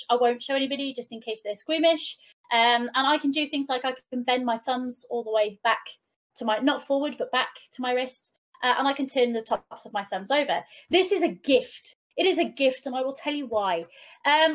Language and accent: English; Wales, United Kingdom; first language Welsh; English is a second language; being a Welsh speaker